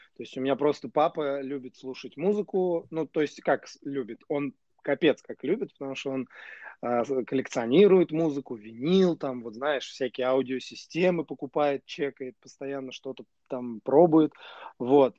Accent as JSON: {"language": "Russian", "town": "Nizhny Novgorod", "region": "Nizhny Novgorod Oblast", "country": "Russia", "tie": "born or raised there", "said": "Нижнего Новгорода, да, откуда я родом."}